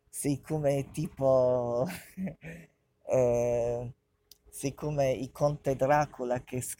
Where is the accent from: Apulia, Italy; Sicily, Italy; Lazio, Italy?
Apulia, Italy; Bari; noi siamo di Bari